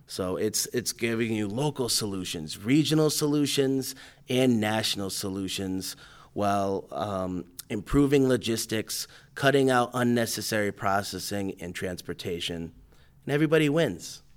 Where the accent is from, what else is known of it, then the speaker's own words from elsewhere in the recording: Wethersfield, Connecticut, United States; also born or lived in Hartford, Connecticut / East Hartford, Connecticut; I was, uh, born and raised in Weathersfield